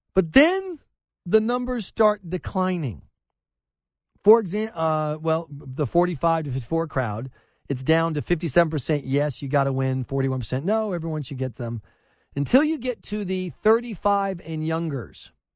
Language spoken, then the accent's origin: English; the South, United States; moved away as an adult; also born or lived in New England; growing up in the South